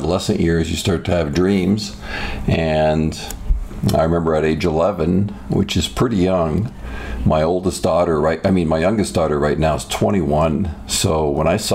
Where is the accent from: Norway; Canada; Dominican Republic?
Canada; Toronto, Ontario; now in United States; my childhood was great. It was in the Greater Toronto area.